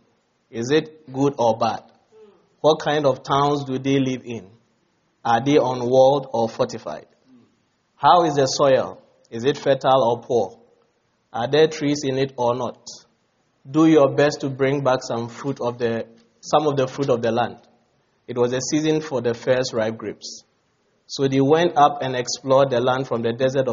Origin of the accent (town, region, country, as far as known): Ghana